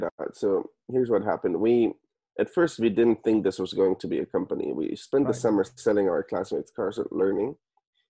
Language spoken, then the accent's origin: English; Germany; moved away as an adult; also born or lived in Stanford, United States; now in United States; So I'm originally from Germany. I was born and raised in Germany.